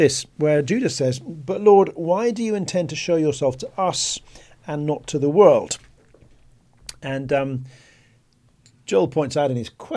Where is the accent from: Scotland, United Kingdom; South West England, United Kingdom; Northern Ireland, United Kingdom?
South West England, United Kingdom; Bristol; I come from Bristol